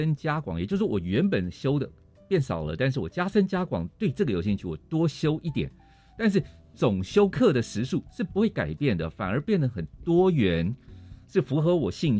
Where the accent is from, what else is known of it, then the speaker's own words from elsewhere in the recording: Hualien, Hualien County, Taiwan; 我刚刚讲我来自花莲，